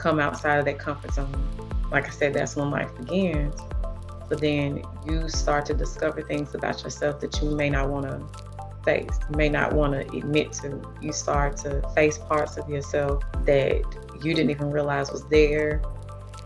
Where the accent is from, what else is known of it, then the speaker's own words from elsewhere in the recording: Nashville, Tennessee, United States; I was raised in North Nashville, which is considered the hood.